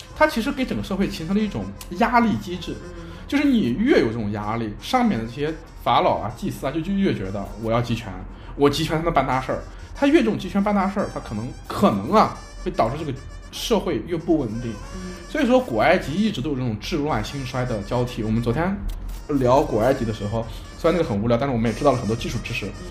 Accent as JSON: {"language": "Chinese", "country": "China", "said": "就是我们中国人说的旱"}